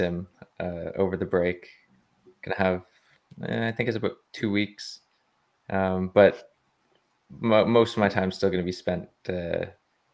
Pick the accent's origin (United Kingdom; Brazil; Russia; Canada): Canada; being Canadian